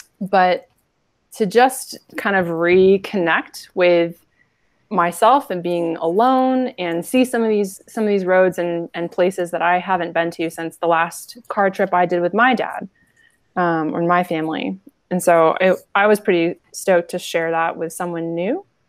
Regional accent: American Southwest, United States; now in Montana, United States; I grew up in the American Southwest, and I'm here in Montana

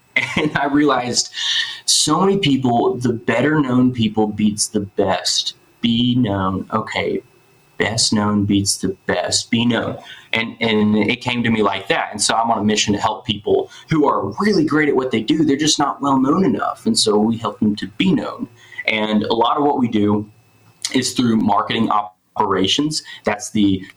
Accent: Memphis, Tennessee, United States; moved away; I'm from Memphis originally

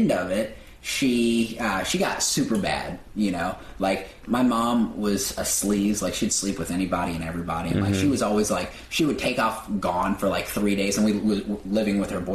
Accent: Terre Haute, Indiana, United States; moved away as an adult; now in Los Angeles, United States; I'm from Terre Haute, Indiana, which is a very small town.

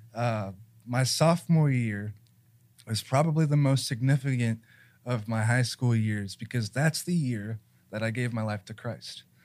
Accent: Columbus, Ohio, United States; I was born in Mount Carmel, but I went back and forth between nationwide children's and Mount Carmel

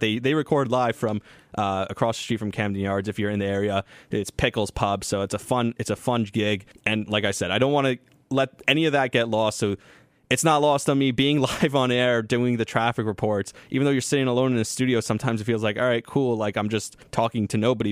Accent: Israel; moved away; I got to go on the air and talk about growing up in Israel

